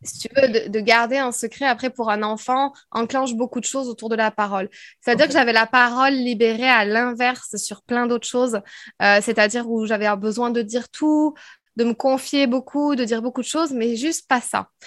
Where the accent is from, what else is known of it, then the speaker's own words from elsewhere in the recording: France; accent: French; moved away as an adult; also born or lived in Paris / United States; Je parlais anglais, mais alors, à tout va, avec mon vieux accent français